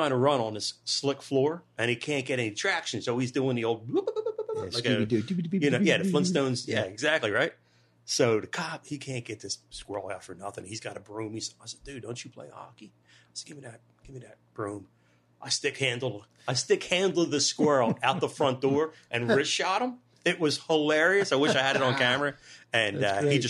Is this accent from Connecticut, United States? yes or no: no; Delco, Pennsylvania, United States; growing up in Delco or, you know, being Delco, I thought that was really cool that we embrace where we come from